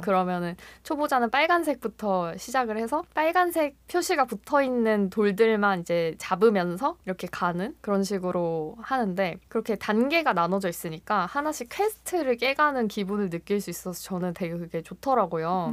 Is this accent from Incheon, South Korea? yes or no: no; Busan, South Korea; now in Seoul, South Korea; 저는 이제 본가가 부산인데